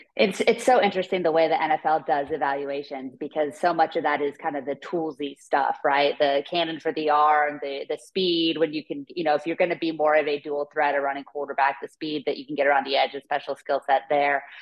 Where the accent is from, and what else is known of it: Northern California, United States; born or raised there